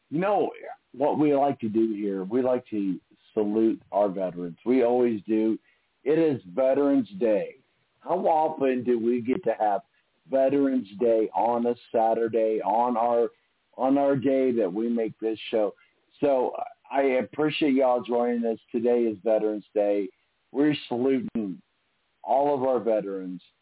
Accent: Evansville, Indiana, United States; Most of you know that's my my home spot, my hometown, Evansville, Indiana

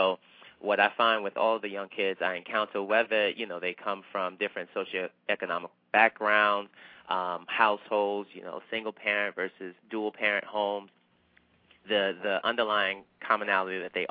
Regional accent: the South, United States; now in New York City, United States; I grew up in the South.

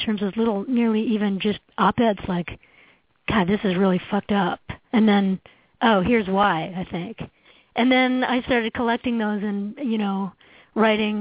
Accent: Canada; moved away as an adult; now in United States; as a Canadian, I came down to the States in the 1990s

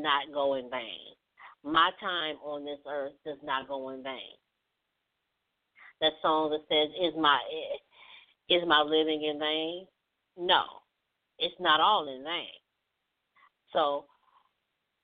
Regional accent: Mississippi, United States; my home state, Mississippi

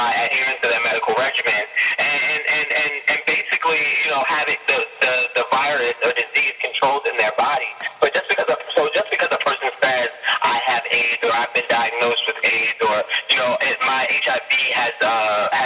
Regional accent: United States; I'm an American

